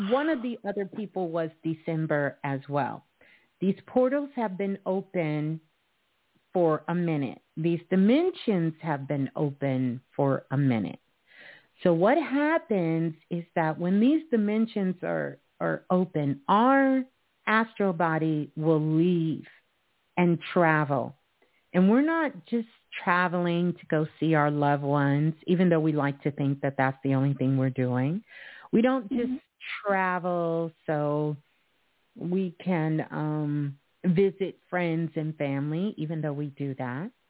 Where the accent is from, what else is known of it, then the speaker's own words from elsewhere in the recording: Idaho, United States; But yeah, I'm from Idaho.